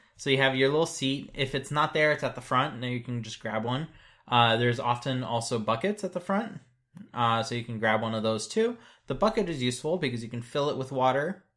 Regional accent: United States; as an American

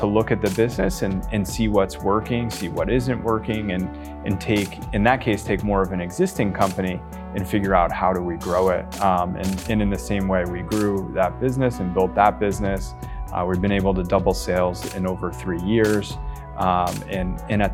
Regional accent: New Jersey, United States; moved away as an adult; also born or lived in California / England; I grew up in New Jersey

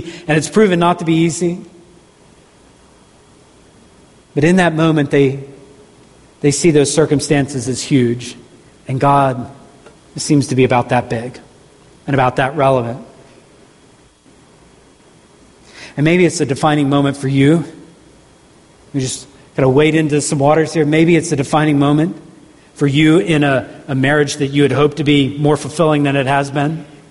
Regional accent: Southeast, United States; growing up in the Southeast

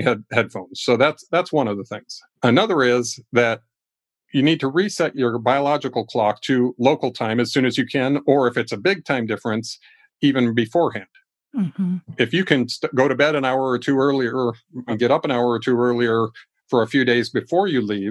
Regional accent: Ecuador; now in United States; I was raised in another country. I grew up in Ecuador.

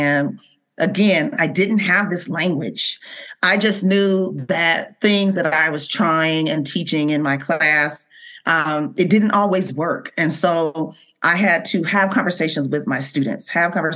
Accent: Seattle, Washington, United States; born and raised in Seattle, Washington

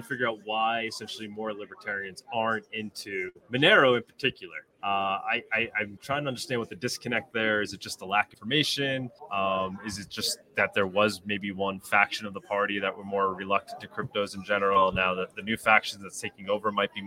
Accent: New York, United States; I'm from New York

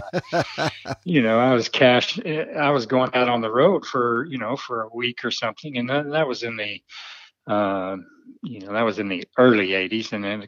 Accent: Little Rock, Arkansas, United States; also born or lived in Benton, Arkansas; Barrow Road area. So grew up there, and then lived out in Southwest Little Rock for years, and then eventually moved out to Benton.

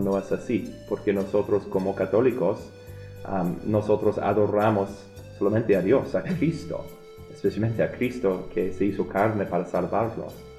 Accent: Omaha, Nebraska, United States; Yo vengo de Omaha. Yo, en verdad, es mi ciudad

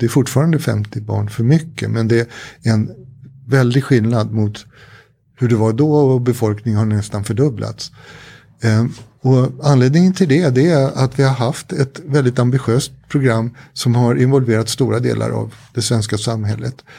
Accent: Sweden; jag är den jag är därför att jag har vuxit upp i det här samhället.

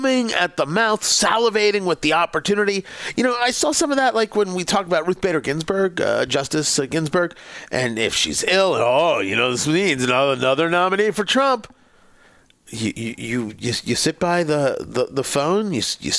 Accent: Middletown, New Jersey, United States; growing up in Middletown, New Jersey, it was the Howard Johnsons on Route 35

